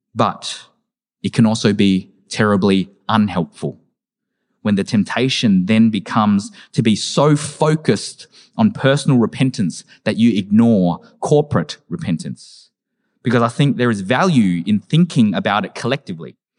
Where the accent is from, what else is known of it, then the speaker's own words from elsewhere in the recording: Australia; as an Australian-born Vietnamese person